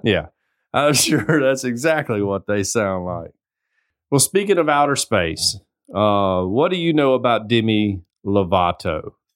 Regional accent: the South, United States; I'm from the South.

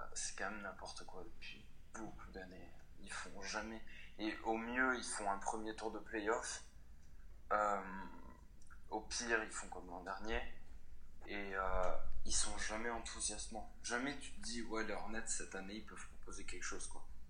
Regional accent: France; parce qu'on est français

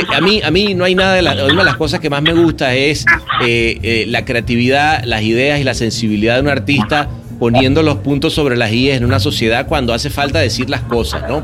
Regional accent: Caracas, Capital District, Venezuela; yo crecí en la Universidad Central de Venezuela. El aula magna ah, fue, ¿sabes? Fue como mi segunda casa

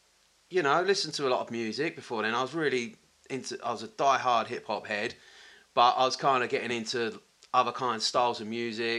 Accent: Tilbury, East of England, United Kingdom; also born or lived in Orsett / Grays / United States; I was born in Alsett, Alsett Hospital, but kind of grew up in Tilbury, which is kind of a docker's

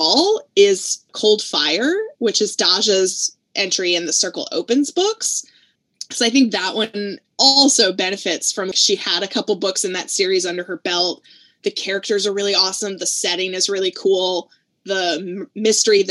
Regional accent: North Carolina, United States; I'm from the South. I'm from North Carolina.

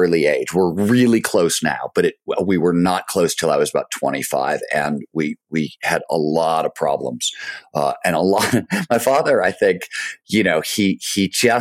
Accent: Cleveland, Ohio, United States; also born or lived in Chicago; the year we moved from Chicago to Cleveland, which was I was 2 or 3

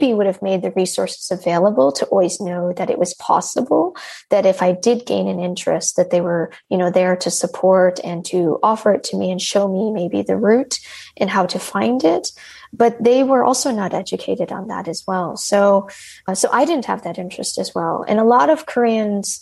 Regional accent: Michigan, United States; moved away as an adult; now in Amsterdam, Netherlands; I grew up in a very rural area of America in Michigan

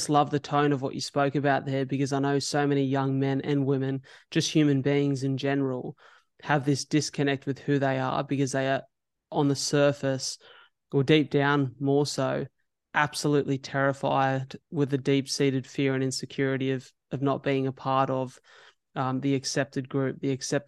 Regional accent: Wollongong, New South Wales, Australia; I'm from Wollongong

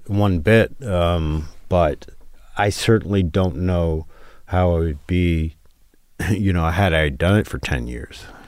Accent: New York, United States; growing up in New York

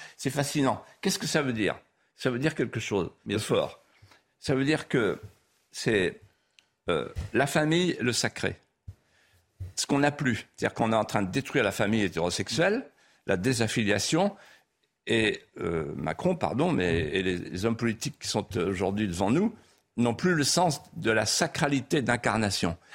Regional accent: Vendée, Pays de la Loire, France; accent: Vendéen patois; first language Vendéen patois; French is a second language; ma langue maternelle, c'était le patois. Hmm. Et donc j'ai parlé la langue, le patois couramment jusqu'à 13 ans.

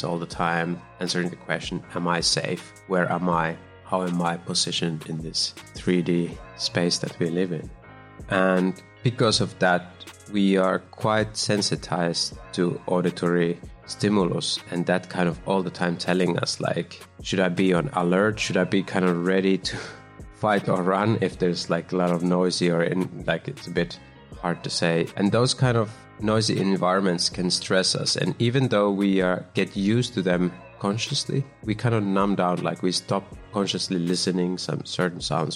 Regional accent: Kuopio, North Savo, Finland; moved away as an adult; also born or lived in Helsinki, Finland / Copenhagen, Denmark / Germany; now in United States; I was born in Finland in the middle, a place called Kuopio. Then I lived in Helsinki. And when I was 20, I moved to Copenhagen

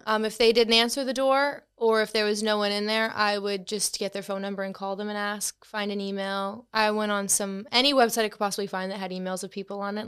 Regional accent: Boston, Massachusetts, United States; moved away; I'm from Boston in the U S, so, um, you may tell by my accent

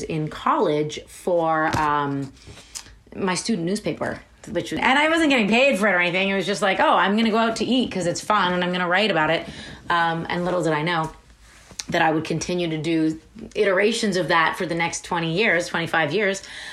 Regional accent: Toronto, Ontario, Canada; My parents met in Toronto and raised us in Toronto

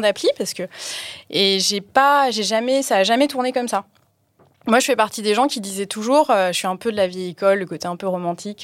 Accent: Paris, Île-de-France, France; moved away as an adult; now in Aix-en-Provence, France; J'étais parisienne. Je suis arrivée à Aix euh, en Provence il y a un, à peu près un an.

